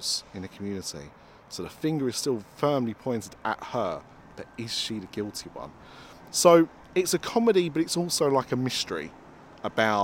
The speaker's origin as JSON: {"language": "English", "area": "Essex", "region": "East of England", "country": "United Kingdom", "said": "I'm from Essex, that's what we do."}